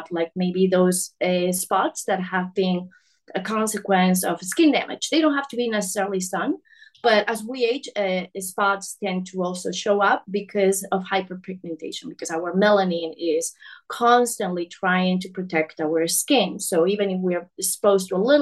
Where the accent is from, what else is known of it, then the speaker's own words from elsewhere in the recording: Spain; moved away; I'm from Spain originally